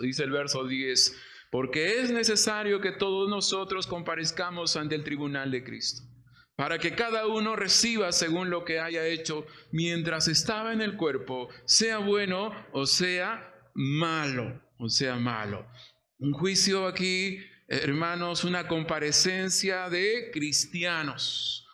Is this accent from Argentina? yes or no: no; Peru; yo soy peruano